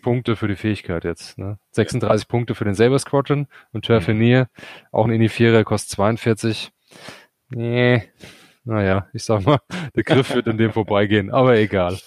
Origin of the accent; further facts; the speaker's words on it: Hesse, Germany; wir kommen aus Hesse